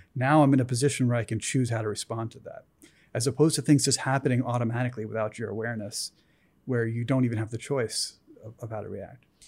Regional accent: East Coast, United States; moved away; I grew up on the East Coast. I came out here.

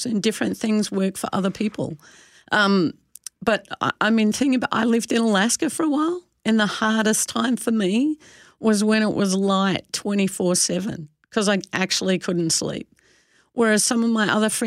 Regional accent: Australia; now in Canada; I'm an Aussie

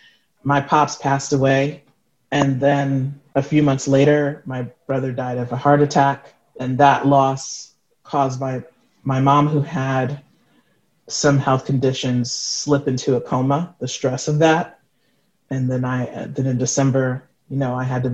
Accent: New York City, New York, United States; native of New York City

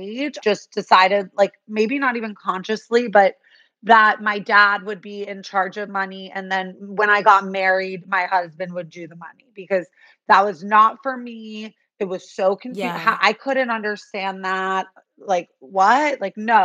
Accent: New York City, New York, United States; grown up in New York

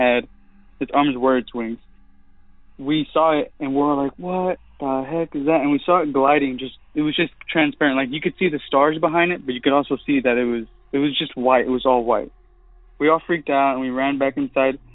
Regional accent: Stephenville, Texas, United States; I'm from Stephenville, Texas

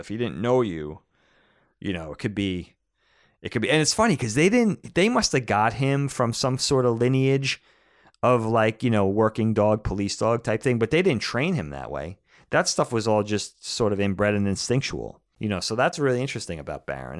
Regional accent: Medford, New York, United States; also born or lived in Nassau County, New York; growing up in Medford on Long Island when we were little

